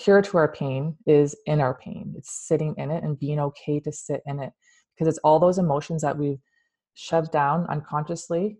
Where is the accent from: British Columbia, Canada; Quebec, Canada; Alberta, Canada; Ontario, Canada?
Ontario, Canada; London; moved away; I'm from London, that's where I was born